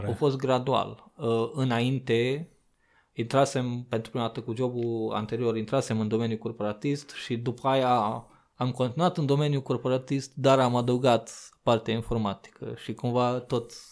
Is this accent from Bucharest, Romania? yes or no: no; Sighetu Marmației, Maramureș County, Romania; moved away as an adult; now in Iași, Romania; mutasem de la jobul din orașul natal, din Sigetul Farmației, uh, la Iași, cu master în continuare în geodezie geomatică geodezie și cadastru